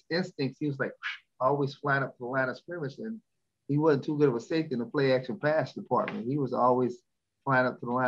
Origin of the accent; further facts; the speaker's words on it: Louisville, Kentucky, United States; I'm from Louisville, Kentucky.